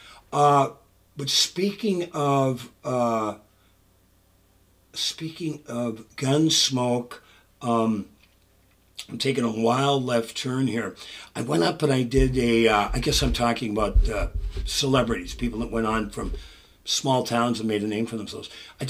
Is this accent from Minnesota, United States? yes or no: yes; Virginia, Minnesota, United States; Then he coached at the Roosevelt High School in Virginia, my hometown, in 1973 and 74.